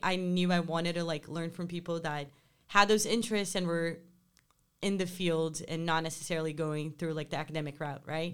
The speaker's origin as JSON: {"language": "English", "region": "Rio de Janeiro", "country": "Brazil", "tie": "born or raised there", "moved": "as an adult", "said": "growing up in Rio"}